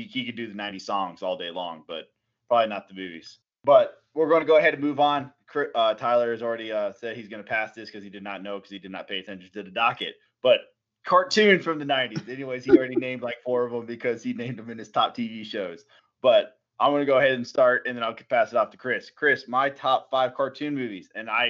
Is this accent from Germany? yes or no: yes; Germany; That was one of the movies we watched and talked about all the time in Germany when I grew up in Germany.